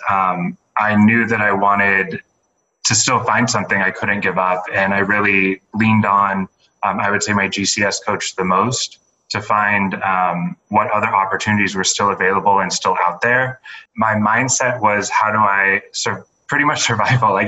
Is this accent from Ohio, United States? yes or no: no; San Diego, California, United States; moved away as an adult; I'm originally from San Diego